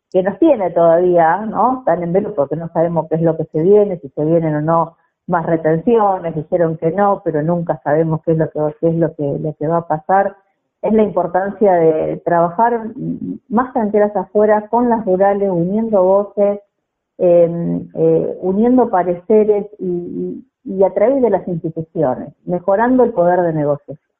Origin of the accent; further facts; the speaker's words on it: Didán, Santa Fe, Argentina; Nací en Didán, provincia de Santa Fe